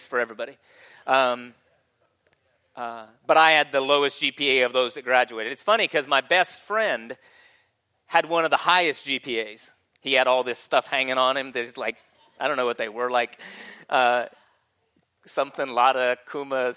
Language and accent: English; California, United States; moved away; I was born in Secret Valley, California